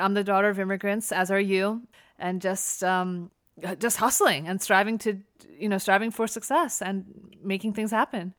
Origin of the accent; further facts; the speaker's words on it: United States; I was born and raised in America, my parents are immigrants